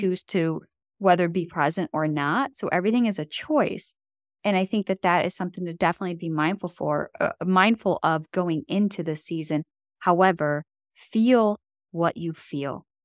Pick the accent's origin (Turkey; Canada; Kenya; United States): United States; Buffalo, New York; growing up in Buffalo, I mean, we get feet of snow